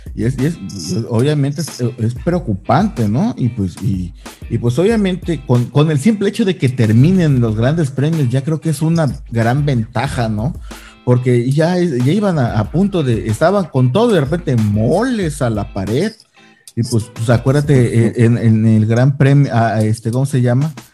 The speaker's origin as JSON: {"language": "Spanish", "country": "Mexico", "said": "como buen mexicano que somos"}